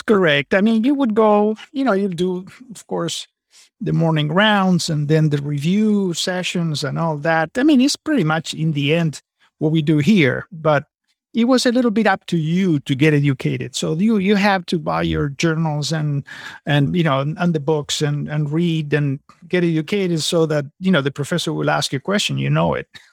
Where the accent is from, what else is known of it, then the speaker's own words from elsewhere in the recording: Argentina; moved away as an adult; also born or lived in California / San Antonio, Texas; now in Napa Valley / San Antonio, United States; I'm originally from Argentina